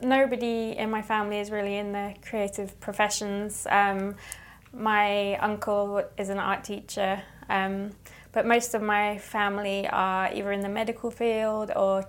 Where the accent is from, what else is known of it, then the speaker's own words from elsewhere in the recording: Ipswich, East of England, United Kingdom; also born or lived in Norwich; I'm from Ipswich, which is kind of between Norwich and London.